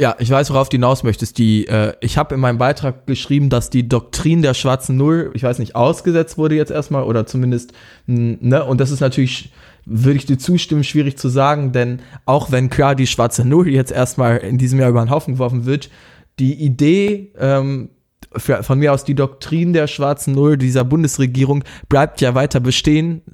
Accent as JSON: {"language": "German", "country": "Germany", "said": "uns als äh, Deutsche"}